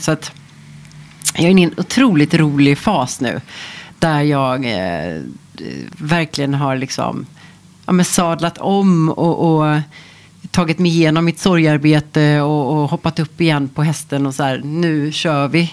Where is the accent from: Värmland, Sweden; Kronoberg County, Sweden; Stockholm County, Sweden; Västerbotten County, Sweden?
Stockholm County, Sweden; Stockholm; moved away as an adult; now in Portugal; när jag är hemma i Stockholm